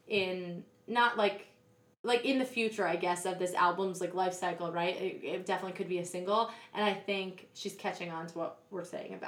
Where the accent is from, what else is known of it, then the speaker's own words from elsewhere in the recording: New York City, New York, United States; I was born in Brooklyn. Oh, yeah. I've never moved outside of the city.